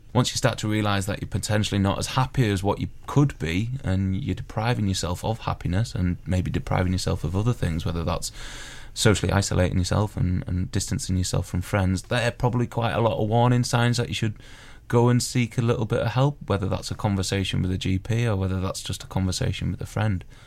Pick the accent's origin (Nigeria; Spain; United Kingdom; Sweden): United Kingdom; being British